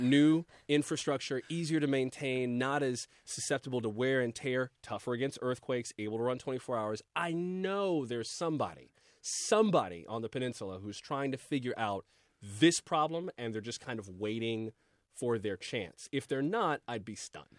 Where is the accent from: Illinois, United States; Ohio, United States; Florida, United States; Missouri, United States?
Florida, United States; moved away; I'm from Florida